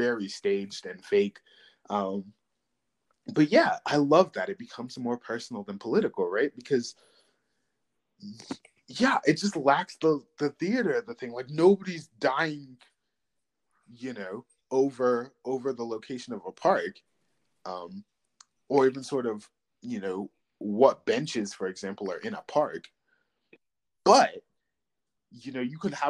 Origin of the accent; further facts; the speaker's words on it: Chesapeake, Virginia, United States; I'm from Chesapeake